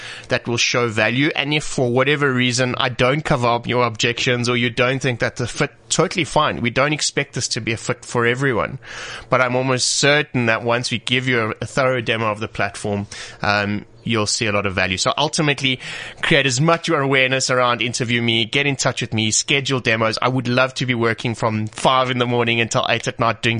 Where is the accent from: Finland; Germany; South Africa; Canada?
South Africa; we are proudly South African